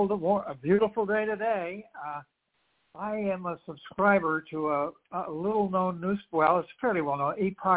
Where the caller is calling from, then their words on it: Charlotte, North Carolina, United States; from Charlotte, North Carolina.